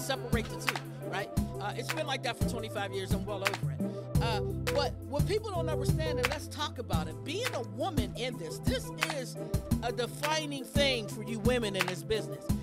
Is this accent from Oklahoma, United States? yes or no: no; Pittsburgh, Pennsylvania, United States; I'm from Pittsburgh